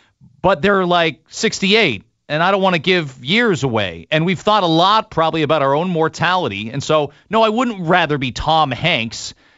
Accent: Canada; we've had a very unique time as Canadians

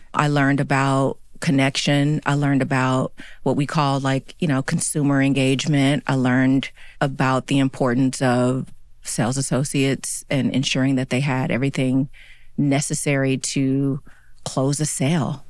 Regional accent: Chattanooga, Tennessee, United States; now in New York City, United States; I grew up in Chattanooga, Tennessee.

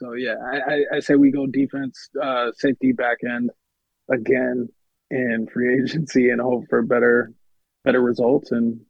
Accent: Connecticut, United States; also born or lived in New York; now in Los Angeles, United States; even though I was born and raised in Connecticut, I still lived in New York for almost a decade.

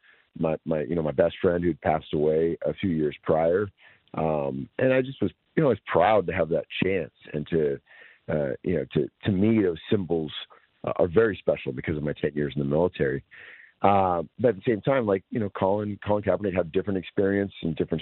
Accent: East Bay, California, United States; I grew up in the East Bay

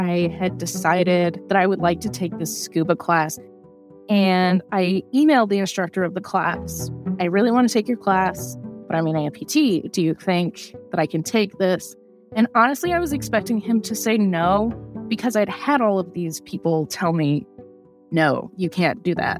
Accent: Iowa, United States; moved away as an adult; also born or lived in New Mexico; now in Richmond, United States; I'm originally from Iowa. I just recently moved to Richmond, Virginia

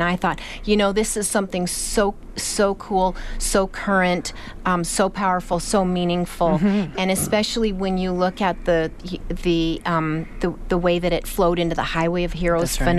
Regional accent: Canada; as a Canadian, like every Canadian

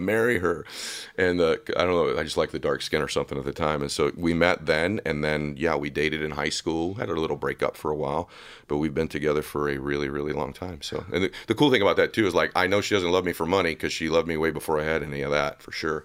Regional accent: Diamond Bar, California, United States; also born or lived in Boston; So I grew up in Southern California, grew up in a town called Diamond Bar

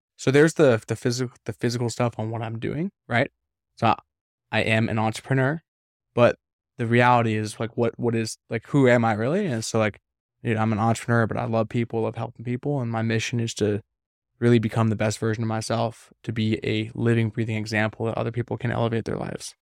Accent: Vancouver, British Columbia, Canada; moved away; I'm from Canada, you know I'm from Vancouver

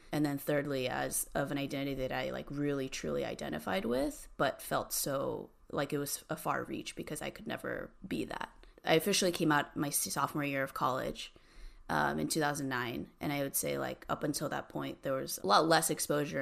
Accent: Cerritos, California, United States; now in San Francisco, United States; I grew up in a really small, like, Asian community, um, like, near Long Beach. It's called Cerritos.

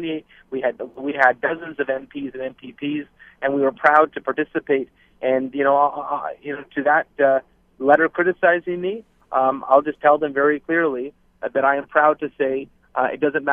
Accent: Barrie, Ontario, Canada; my hometown in Barrie

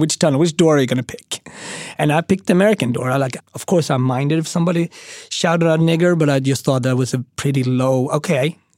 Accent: Sweden; moved away as an adult; also born or lived in Switzerland / Austria / Japan; now in New York City, United States; I mean, I grew up in Sweden, and then I lived for two years in Switzerland

